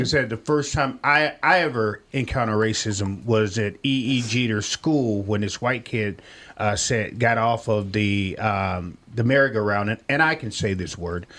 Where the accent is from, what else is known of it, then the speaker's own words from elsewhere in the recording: Millington, Tennessee, United States; You know, I'm from Millington, Tennessee, or Shelby County, Tennessee